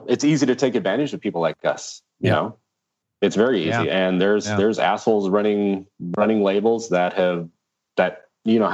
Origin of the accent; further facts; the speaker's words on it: Canada; We're from Canada to the US